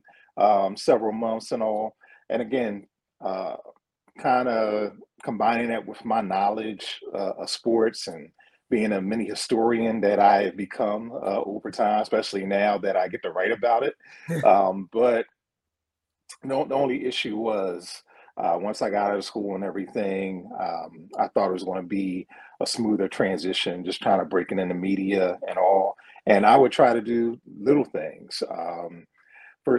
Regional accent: Philadelphia, Pennsylvania, United States; born and raised in Philadelphia, West Philadelphia, born and raised

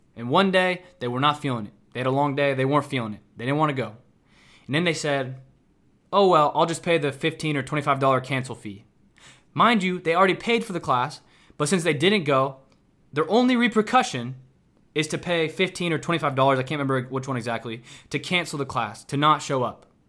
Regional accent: Kansas City, Missouri, United States; moved away as an adult; now in Houston, United States; I'm from the Midwest. I'm from Kansas City, Missouri.

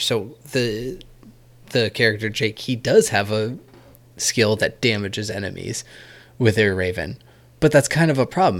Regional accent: New Hampshire, United States; I'm from New Hampshire

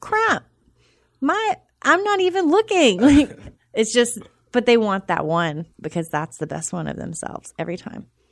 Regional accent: Charlotte, North Carolina, United States; also born or lived in Boone / Durham; I'm from Charlotte

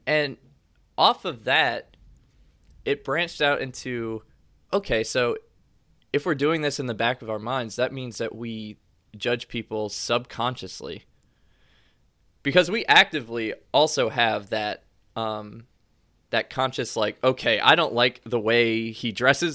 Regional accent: Louisiana, United States; moved away as an adult; also born or lived in Kentucky; Growing up in Louisiana, I call everyone baby all the time.

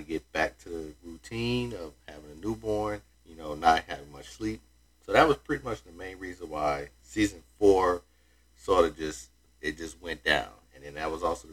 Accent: Florida, United States; here in my home state of Florida

